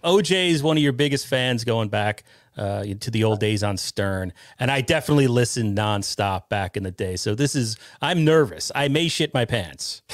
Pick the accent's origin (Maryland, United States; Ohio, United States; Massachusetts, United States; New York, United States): New York, United States; Westchester County; I'm from New York, right? I'm from Westchester County originally